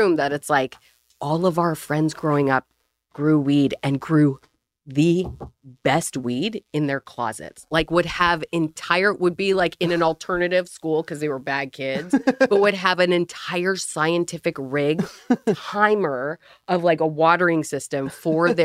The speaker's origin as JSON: {"language": "English", "town": "Vancouver", "region": "British Columbia", "country": "Canada", "tie": "born or raised there", "said": "I was born in Vancouver, BC"}